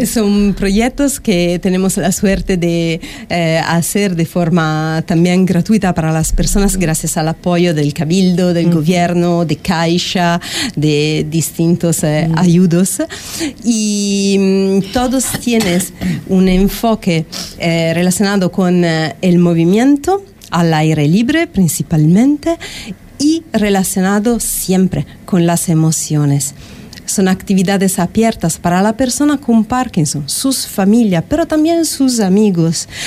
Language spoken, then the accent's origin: Spanish; Milan, Lombardy, Italy; Spanish is a second language; now in Fuerteventura, Spain; yo soy de Milán, de Italia, y mm, respecto al clima que hay en Italia, aquí en Fuerteventura hay realmente la posibilidad de vivir en sinergia